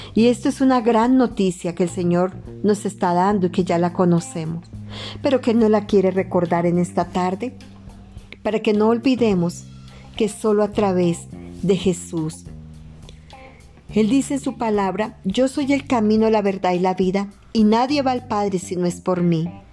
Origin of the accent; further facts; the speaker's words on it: Colombia; also born or lived in Madrid, Cundinamarca; acá en mi país Colombia